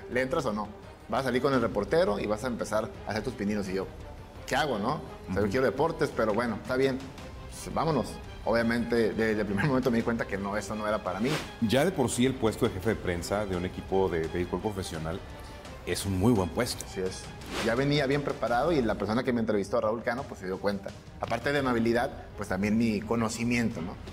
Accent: Tijuana, Baja California, Mexico; also born or lived in Zacatecas; yo soy de Zacatecas, llega aquí mi papá, ¿no? es dentista, hace una vida en Tijuana, empieza a adoptar el estilo del béisbol a través de los padres de San Diego y bueno, el primer hijo que nace es un servidor

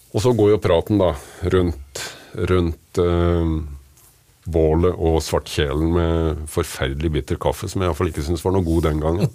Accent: Kragerø, Vestfold og Telemark, Norway; Jeg er født og oppvokst i Kragerø

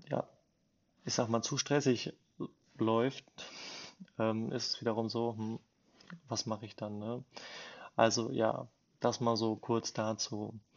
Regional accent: Bielefeld, North Rhine-Westphalia, Germany; also born or lived in Versmold; bin geboren in Versmold und ja, lebe jetzt in Bielefeld, seitdem ich klein auf bin, quasi mit äh, wenn ich mich nicht vertue, mit acht Jahren

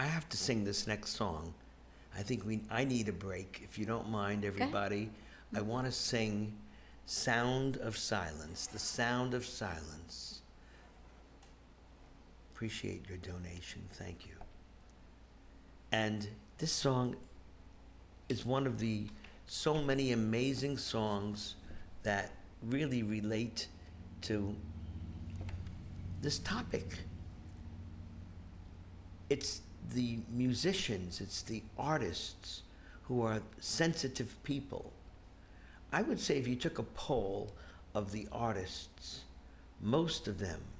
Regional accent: New York, United States; moved away; We're originally from New York

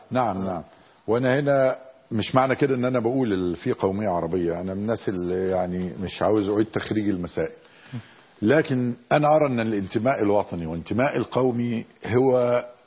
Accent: Egypt; أنا كمصري

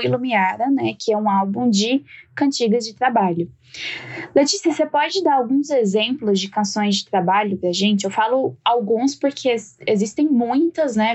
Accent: Jataí, Goiás, Brazil; lá em Goiás, né, de onde eu venho

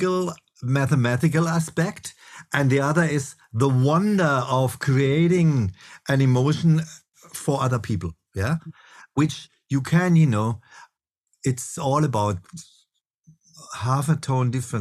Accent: Freiburg, Baden-Württemberg, Germany; moved away; I grew up actually in this town where I now came back to, which is called Freiburg

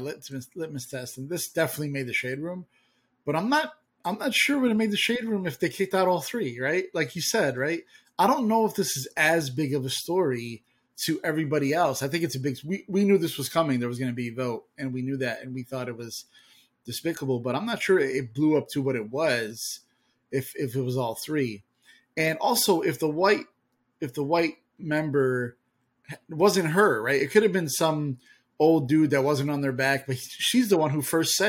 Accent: Illinois, United States; we grew up in Illinois with Barack

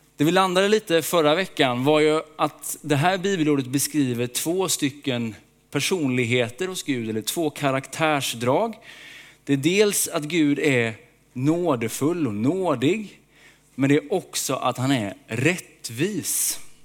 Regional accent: Småland, Sweden; Jag är uppväxt i Småland.

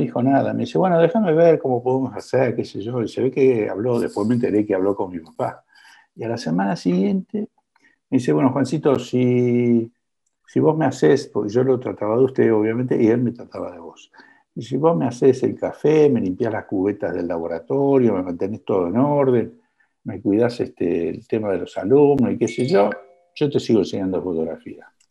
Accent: Buenos Aires, Argentina; ¿Dónde nací? En el Club Gimnasia y Esgrima de Villa del Parque

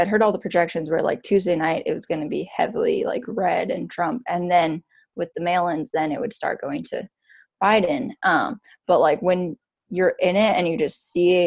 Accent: Kailua, Hawaii, United States; moved away as an adult; now in Portland, United States; my hometown is Kailua, Oahu in Hawaii.

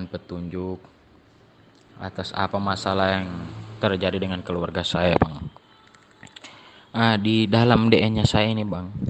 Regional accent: Gorontalo, Indonesia; Saya berasal dari Gorontalo.

